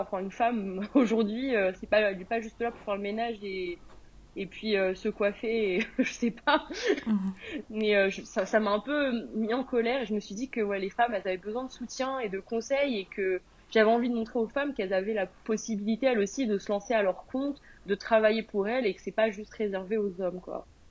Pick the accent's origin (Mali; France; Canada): France; moved away as an adult; now in United Kingdom; je suis une Française qui est expatriée au Royaume-Uni depuis 2019